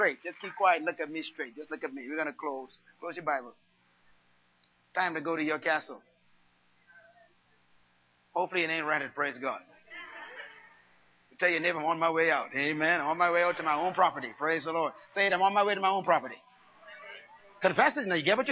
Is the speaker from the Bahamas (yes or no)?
yes; Bain Town, New Providence, Bahamas; I was born in Baintown